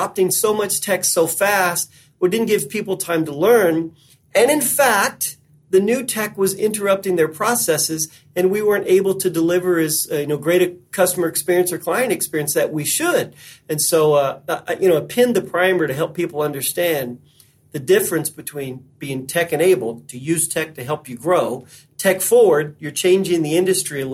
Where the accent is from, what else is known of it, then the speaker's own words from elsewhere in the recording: Western Kentucky, United States; I was born in Western Kentucky. So of course I worked in the hay fields and the tobacco fields for a long time as a teenager